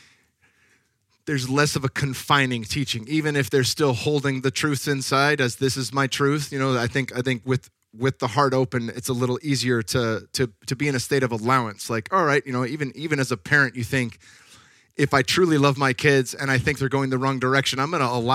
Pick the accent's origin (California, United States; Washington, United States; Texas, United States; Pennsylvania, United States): California, United States; Northern; I was born in 1982 in Northern California